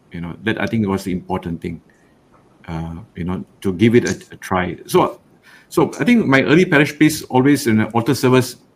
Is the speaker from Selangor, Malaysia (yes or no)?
yes; Rawang, Selangor, Malaysia; I grew up in Rawang, only one church.